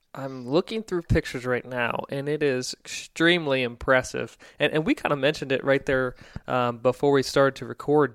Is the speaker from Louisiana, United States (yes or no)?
no; Stafford, Virginia, United States; I grew up in Stafford